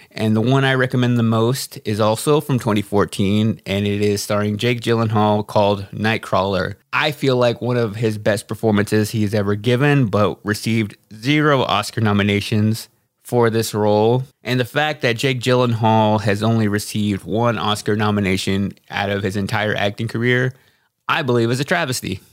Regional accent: United States; me being American

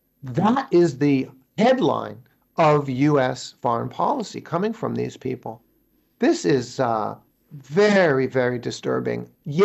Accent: United States; moved away as an adult; also born or lived in Shanghai, China; now in China; I'm an American expat living overseas.

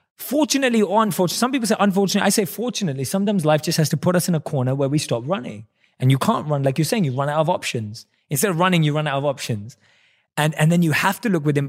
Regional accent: London, United Kingdom; moved away as an adult; now in United States; growing up in London

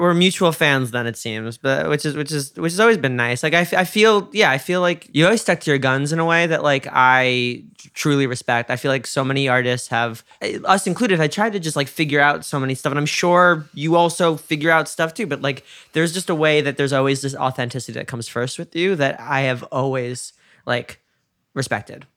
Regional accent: New York, United States; moved away; I'm from New York

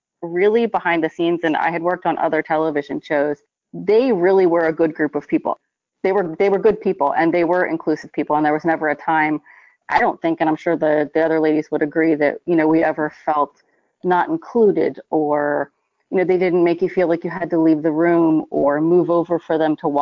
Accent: East Coast, United States; I'm from the East Coast

